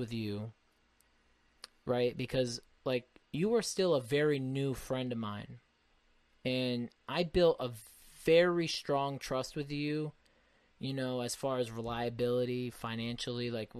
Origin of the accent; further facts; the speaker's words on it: Naugatuck, Connecticut, United States; I have a friend that I grew up with in Naugatuck here